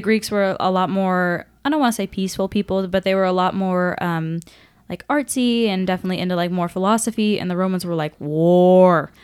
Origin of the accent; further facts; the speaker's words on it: Washington, United States; I'm from Washington